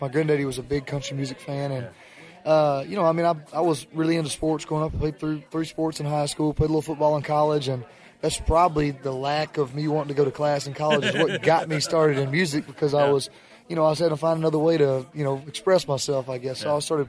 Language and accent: English; Northeast Alabama, United States; I was born and raised in Northeast Alabama. My whole family lives within 10 miles of where I just built a house